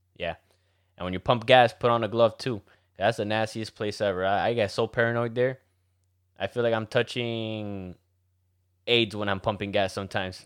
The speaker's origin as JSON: {"language": "English", "town": "Miami", "region": "Florida", "country": "United States", "said": "Since we're from Miami, majority of us are Cubans"}